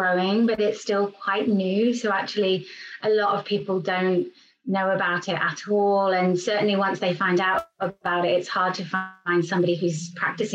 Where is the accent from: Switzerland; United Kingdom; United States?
United Kingdom; England; also born or lived in London; I'm English and I am currently in England at the moment